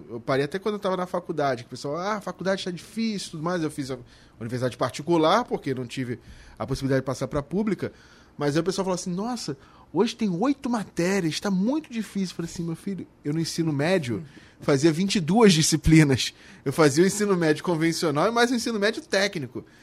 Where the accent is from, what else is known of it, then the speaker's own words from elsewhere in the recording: Niterói, Rio de Janeiro, Brazil; mas mora até hoje onde eu nasci, no, no Barreto, em Niterói, que não é uma área nobre da cidade